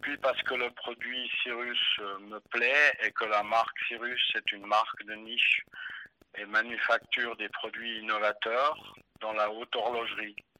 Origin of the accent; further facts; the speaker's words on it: Biel/Bienne, Bern, Switzerland; J'ai grandi dans, dans, la ville de Bienne